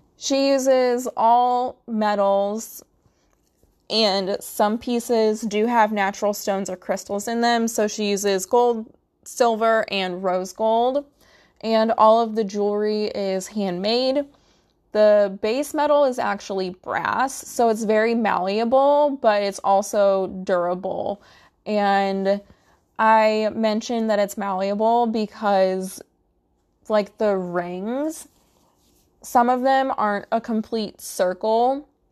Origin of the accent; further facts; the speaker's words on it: Midwest, United States; I'm from the Midwest